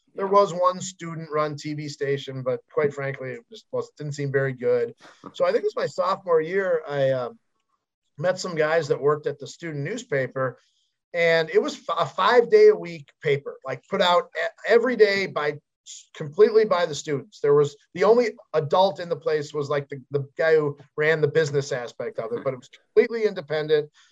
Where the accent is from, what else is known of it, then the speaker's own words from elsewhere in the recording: Chicago, Illinois, United States; I grew up in Chicago.